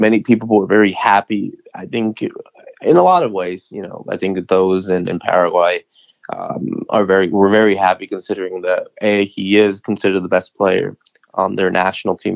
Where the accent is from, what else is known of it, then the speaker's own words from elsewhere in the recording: New England, United States; like any other American kid growing up in New England